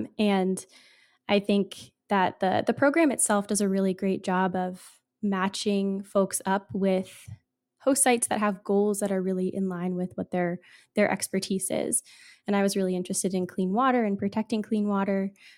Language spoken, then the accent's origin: English; Virginia, United States; So I grew up in Virginia, kind of in an area where, you know, the Chesapeake Bay, it's kind of already pretty far gone, right?